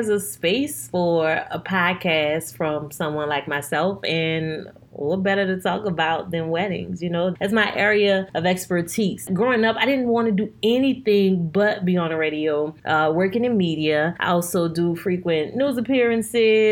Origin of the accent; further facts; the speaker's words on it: New Orleans, Louisiana, United States; I'm born and raised in New Orleans